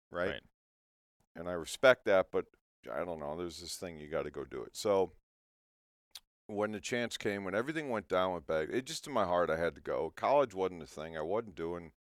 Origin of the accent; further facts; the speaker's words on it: St. Louis, Missouri, United States; I was actually born in St. Louis, not to get in my my family